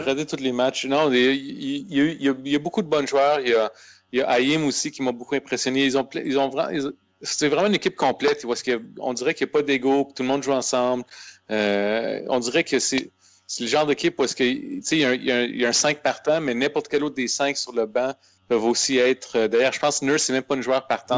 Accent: Aylmer, Quebec, Canada; on vient d'Elmer

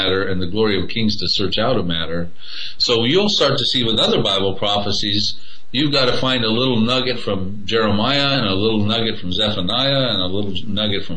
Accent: United States; I'm an American

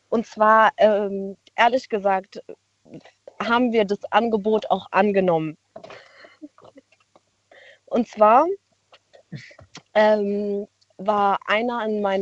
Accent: Baden-Württemberg, Germany; Wir kommen aus dem Schwarzwald.

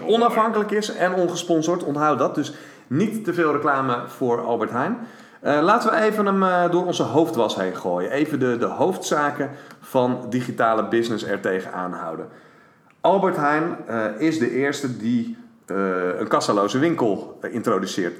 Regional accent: Netherlands; we als Nederlanders

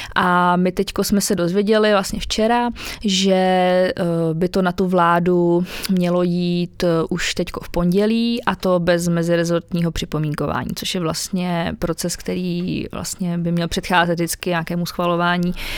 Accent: Chomutov, Ústí nad Labem Region, Czechia; já třeba zrovna z paneláku pocházím, z Chomutova, z toho uhelného regionu, kde jsme bydleli v pátém patře

